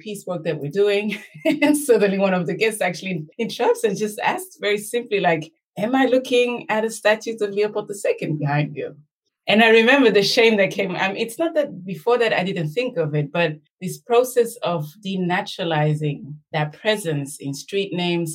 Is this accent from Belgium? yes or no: yes; Belgium; I was born and raised in Belgium, myself a product of the colonial encounter, let's say, second generation Rwandan